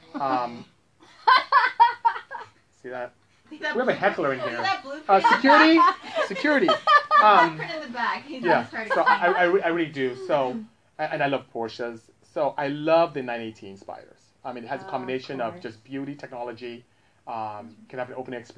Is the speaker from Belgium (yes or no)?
no; Nigeria; moved away; I was growing up in Nigeria